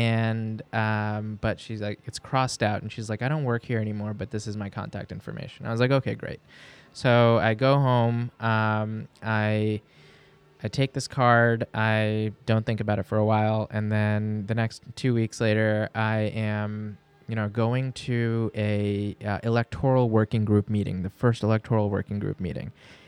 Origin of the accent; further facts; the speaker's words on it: Pakistan; also born or lived in New York City, United States; I don't. I speak Urdu. I'm Pakistani.